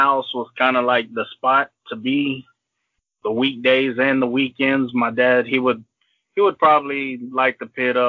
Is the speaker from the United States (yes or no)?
yes; Port Arthur, Texas, United States; I was raised in Port Arthur, Texas